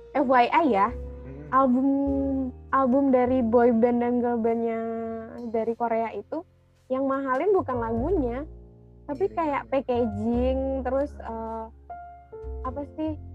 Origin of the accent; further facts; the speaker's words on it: Padang, West Sumatra, Indonesia; moved away as an adult; now in Jakarta, Indonesia; gue asal dari Padang